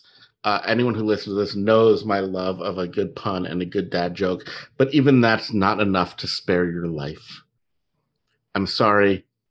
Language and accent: English; New York, United States; moved away; And I grew up in New York.